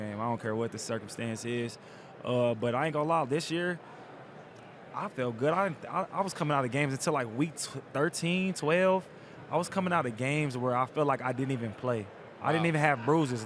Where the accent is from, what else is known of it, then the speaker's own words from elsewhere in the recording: Tulsa, Oklahoma, United States; where I grew up at in Tulsa